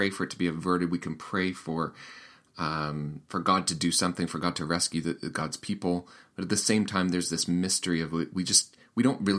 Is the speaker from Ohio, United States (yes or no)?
no; Sioux Falls, South Dakota, United States; that's kind of a fun part of the interview where we talk about my hometown. And Sioux Falls is not too far from Winnipeg, actually, if you know this part of the world.